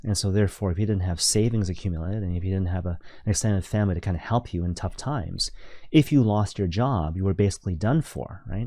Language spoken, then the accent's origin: English; Vancouver, British Columbia, Canada; now in Toronto, Canada; I'm originally from Vancouver